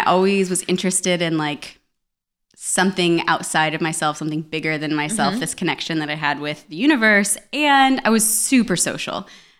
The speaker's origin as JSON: {"language": "English", "town": "Tahlequah", "region": "Oklahoma", "country": "United States", "tie": "born or raised there", "also_born_or_lived": "Florida", "moved": "as an adult", "said": "I'd born and raised in Oklahoma and I was in Florida."}